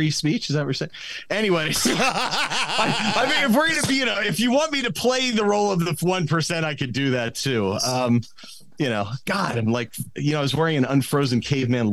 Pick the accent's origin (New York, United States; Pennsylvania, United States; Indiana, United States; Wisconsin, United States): Pennsylvania, United States; Pittsburgh; I grew up in Pittsburgh